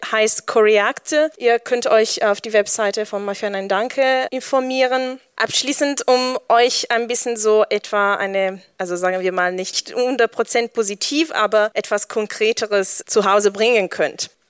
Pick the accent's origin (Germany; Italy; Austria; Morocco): Italy; German is a second language; Und dieses Bewusstsein ist, was ich auch als Italienerin in Italien gelernt habe